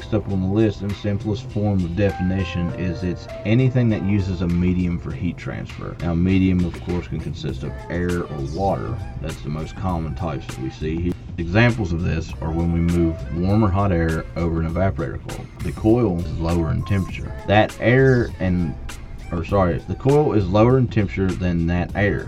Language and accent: English; West Virginia, United States; I grew up here in West Virginia